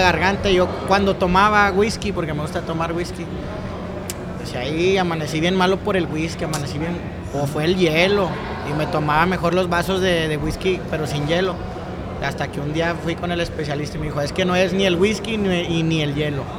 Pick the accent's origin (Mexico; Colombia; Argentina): Mexico; Monterrey, Nuevo León; yo soy nacido en Monterrey, Nuevo León